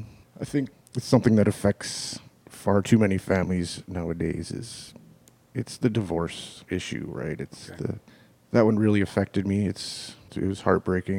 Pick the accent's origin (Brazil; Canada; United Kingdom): Canada; Winnipeg, Manitoba; also born or lived in New Brunswick; When I was growing up in New Brunswick, my family was religious, you know. We had to go to Sunday school. I think when my parents moved out west to Winnipeg